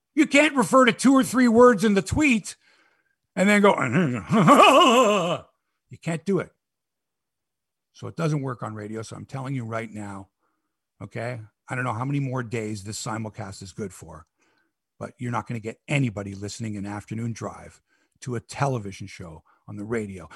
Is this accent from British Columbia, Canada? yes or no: no; Toronto, Ontario, Canada; I'm from Toronto.